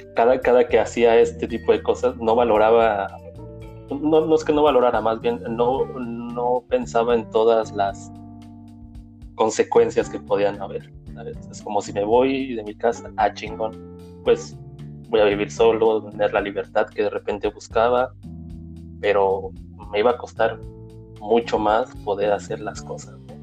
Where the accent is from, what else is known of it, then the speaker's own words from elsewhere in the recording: Valle de Chalco, State of Mexico, Mexico; moved away as an adult; also born or lived in Nezahualcóyotl / Texcoco / Oaxaca; now in Germany; nací en esa, pues pasaba más tiempo en Valle de Chalco y así hasta la prepa